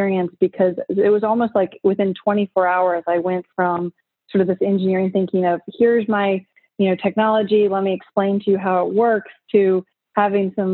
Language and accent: English; Richmond, Virginia, United States; I grew up in Richmond, Virginia, on the East Coast of the United States